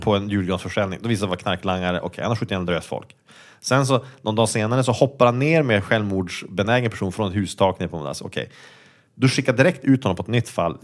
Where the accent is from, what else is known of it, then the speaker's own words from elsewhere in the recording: Sweden; som svensk